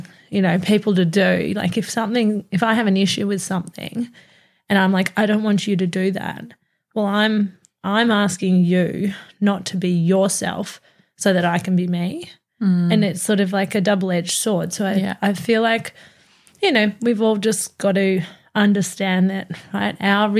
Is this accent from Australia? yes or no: yes; Australia; being Australian